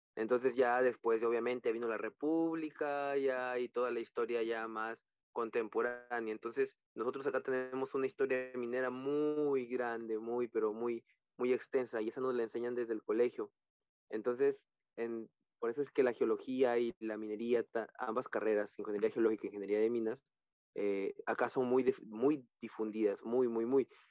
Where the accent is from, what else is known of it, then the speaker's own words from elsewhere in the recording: Piura, Peru; yo soy piurano, yo soy de Piura